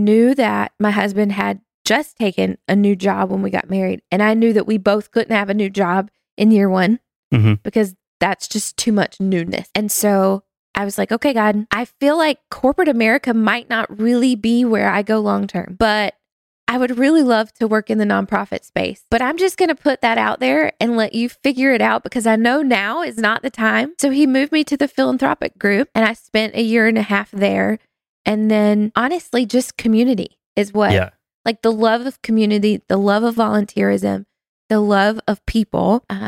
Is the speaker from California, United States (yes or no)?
no; North Carolina, United States; moved away as an adult; now in New Jersey, United States; I do not sound like I'm from New Jersey because I'm not. Well, I didn't grow up in New Jersey. I should say that. New Jersey is now home.